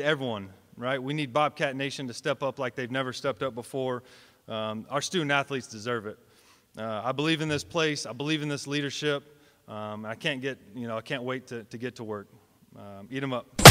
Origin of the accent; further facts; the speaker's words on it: Texas, United States; I'm from Texas